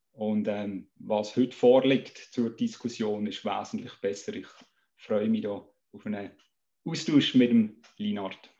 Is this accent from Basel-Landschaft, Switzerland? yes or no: yes; Basel-Landschaft, Switzerland; Äh, seit einer Woche bin ich 48 Jahre alt. Äh, bei Landrat, bei den Grünen aufgewachsen bin ich in der Länge, im heutigen Perimeter von der Salina Raurica